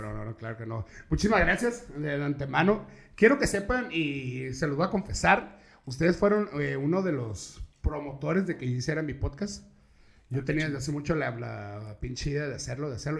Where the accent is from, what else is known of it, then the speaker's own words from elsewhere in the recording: Tijuana, Baja California, Mexico; also born or lived in Saltillo, Coahuila; yo soy de aquí de Tijuana, reitero, pero yo me fui a vivir a Coahuila, a Saltillo Coahuila, unos años.